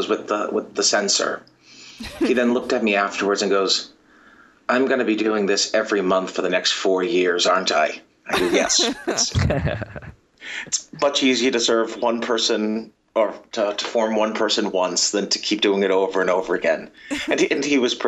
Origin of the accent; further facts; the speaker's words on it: Boston, Massachusetts, United States; now in Baltimore, United States; I'm originally from the Boston area